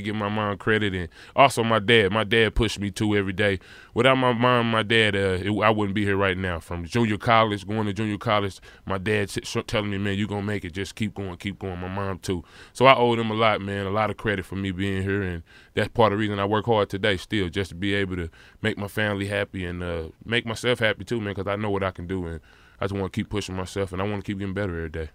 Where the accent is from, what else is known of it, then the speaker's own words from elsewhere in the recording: St. Louis, Missouri, United States; it just made me tough as a kid growing up in Saint Louis, Missouri